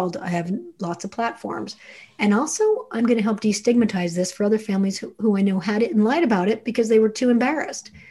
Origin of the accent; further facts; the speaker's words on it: New Jersey, United States; I'm from Jersey